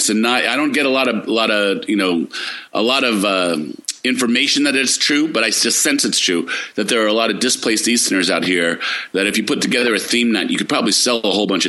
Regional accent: East Coast, United States; now in California, United States; I'm from the East Coast

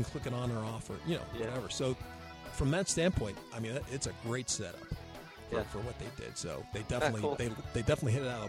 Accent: Texas, United States; from the hills of Texas.

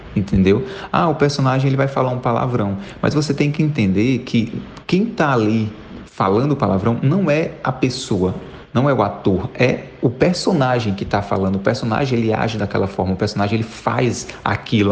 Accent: Fortaleza, Ceará, Brazil; sou de Fortaleza, no Ceará.

